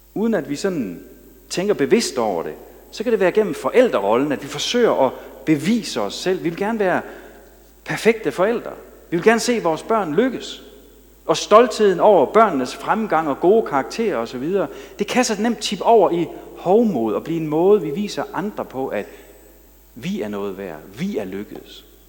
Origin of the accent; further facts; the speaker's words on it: Denmark; som jyder